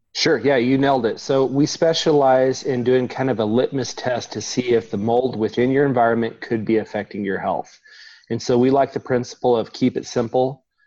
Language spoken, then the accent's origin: English; Oklahoma, United States; growing up in Oklahoma